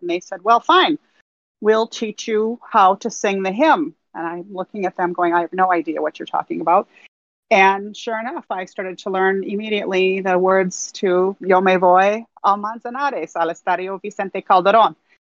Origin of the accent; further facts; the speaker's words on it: United States; I'm American and I don't really speak Spanish.